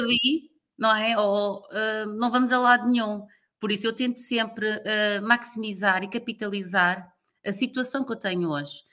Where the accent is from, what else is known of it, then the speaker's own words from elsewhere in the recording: Lisbon, Portugal; moved away as an adult; also born or lived in Luanda, Angola / Timor-Leste; eu nasci e cresci em Lisboa